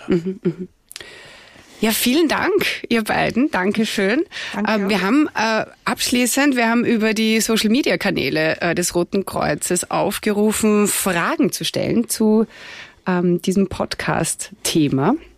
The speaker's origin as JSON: {"language": "German", "country": "Austria", "said": "bei uns in Österreich"}